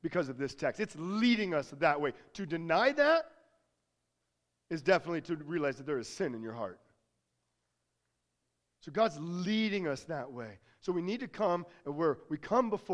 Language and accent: English; United States; accent: American; Always had a very heavy American accent